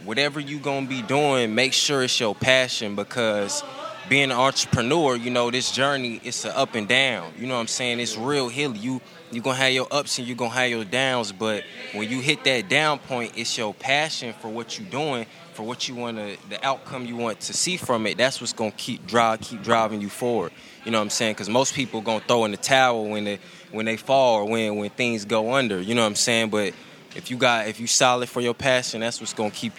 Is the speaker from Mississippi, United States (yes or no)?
no; Raleigh, North Carolina, United States; I'm from Raleigh